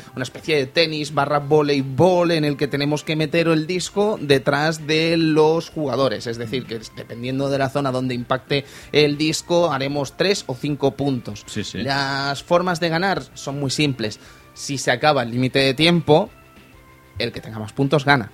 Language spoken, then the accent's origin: Spanish; Fuencaliente, Castilla-La Mancha, Spain; En mi pueblo, allí en Fuencaliente, en Castilla-La Mancha